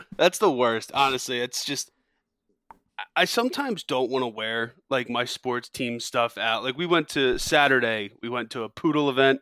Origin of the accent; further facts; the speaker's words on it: Pennsylvania, United States; I'm from Pennsylvania and lived here pretty much my entire life